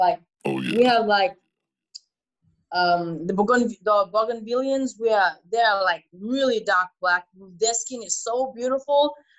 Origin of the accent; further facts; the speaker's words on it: China; So I grew a lot growing up in China.